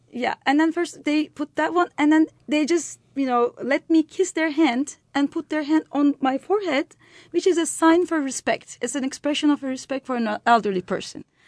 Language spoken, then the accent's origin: English; Turkey; born or raised there; moved away